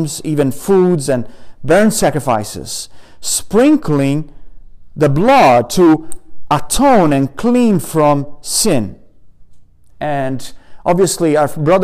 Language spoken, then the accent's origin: English; Italy; moved away; I come from Italy and we have pomegranates right in front of our garden